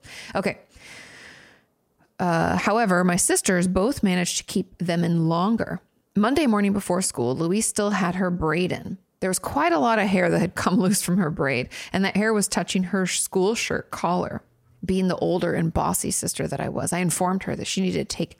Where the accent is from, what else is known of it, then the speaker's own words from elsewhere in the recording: Australia; For context, I grew up in Australia and we wore uniforms to school.